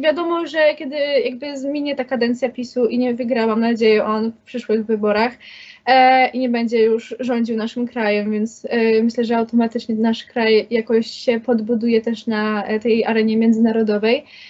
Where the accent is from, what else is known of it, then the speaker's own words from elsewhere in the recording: Kraków, Lesser Poland, Poland; Jestem z Krakowa